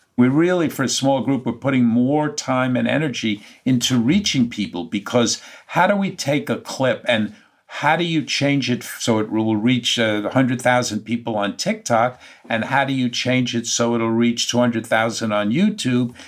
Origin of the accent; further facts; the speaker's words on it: New York, United States; being a New Yorker in my heart and soul